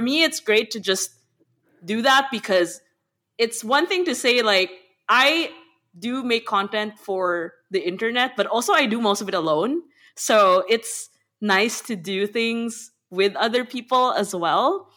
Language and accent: English; Manila, Metro Manila, Philippines; moved away as an adult; now in Berlin, Germany; I grew up in Manila in the Philippines, and I'm currently living in Berlin.